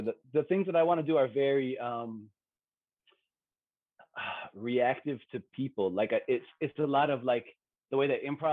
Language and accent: English; Pacifica, California, United States; moved away; also born or lived in San Francisco; I'm from California. I'm from a little bit I was born in San Francisco, and I grew up a little bit south of San Francisco, in a place called Pacifica